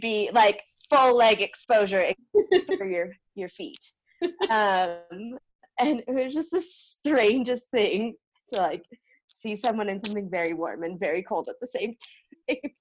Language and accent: English; San Diego, California, United States; born and raised in San Diego, California